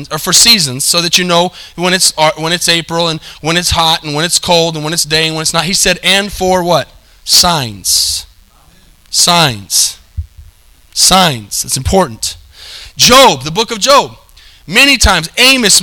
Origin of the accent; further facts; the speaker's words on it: United States; we live in the United States.